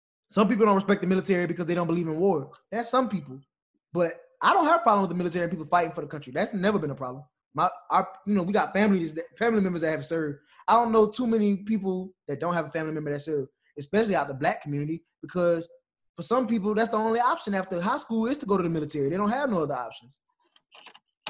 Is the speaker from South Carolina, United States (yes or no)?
no; Louisiana, United States; growing up in Louisiana, being from Louisiana